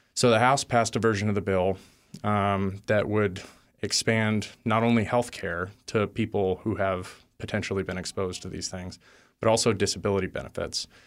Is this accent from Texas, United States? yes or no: yes; Texas, United States; I grew up in Texas